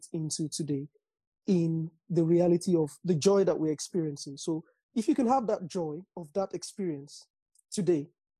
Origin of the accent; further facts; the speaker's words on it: Nigeria; accent: Nigerian; moved away; I grew up in Nigeria.